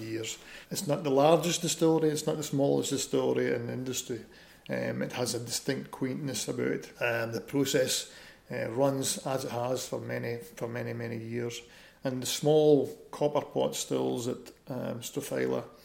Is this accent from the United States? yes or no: no; Keith, Scotland, United Kingdom; I'm a Keith boy, born and bred in Keith.